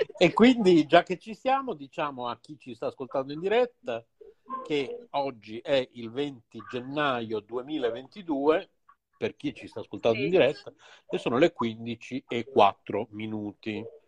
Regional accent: Bologna, Emilia-Romagna, Italy; siamo tutti e due qui di Bologna

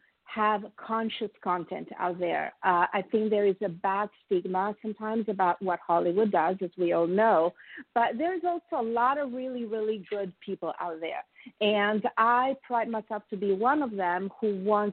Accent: Italy; now in United States; I am a proud immigrant, as I have told you. I'm from Italy

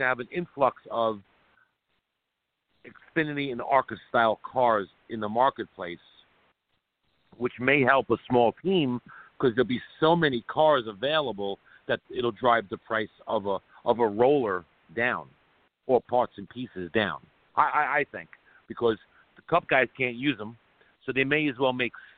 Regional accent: Long Island, New York, United States; we grew up on Long Island together

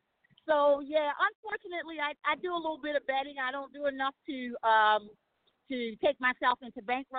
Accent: New York, United States; now in Baltimore, United States; when I grew up in New York

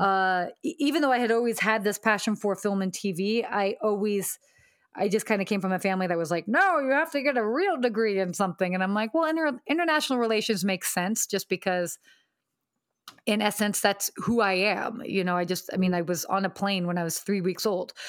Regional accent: Atlanta, Georgia, United States; moved away as an adult; also born or lived in Pennsylvania / Saudi Arabia / London / Washington, D.C.; now in Los Angeles, United States; I ended up living in Atlanta from eight to eighteen.

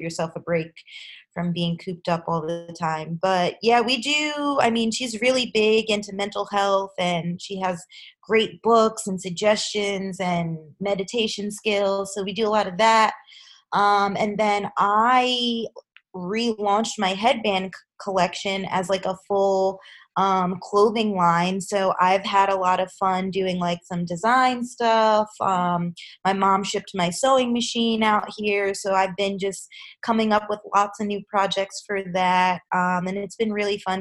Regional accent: Long Island, New York, United States; I grew up on Long Island, New York

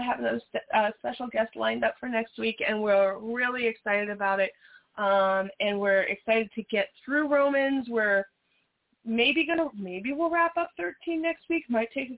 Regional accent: Las Vegas, Nevada, United States; we're from Las Vegas

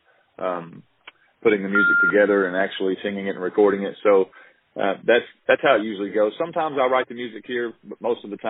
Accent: Little Rock, Arkansas, United States; Well, I'm actually from Little Rock, Arkansas, currently living in a little small town outside of Little Rock

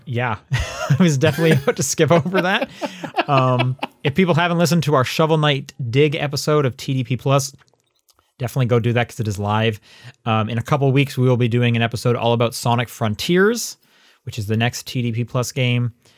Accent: Calgary, Alberta, Canada; I was from Calgary

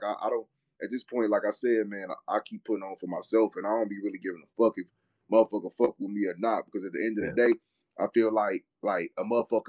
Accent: Milwaukee, Wisconsin, United States; I come from Milwaukee, and I'm from Wisconsin

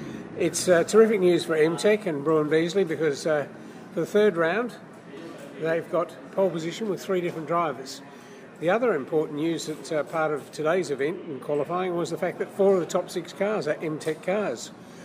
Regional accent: Australia; I'm an Australian by birth. My father's a New Zealander

